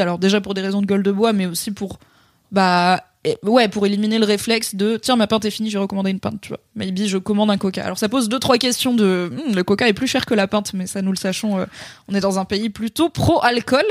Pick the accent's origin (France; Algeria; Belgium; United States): France; accent: French (in English); mon accent français horrible en anglais